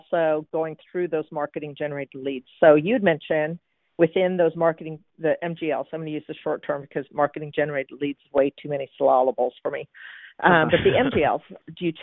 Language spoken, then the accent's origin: English; Seattle, Washington, United States; Seattle, that's also my hometown.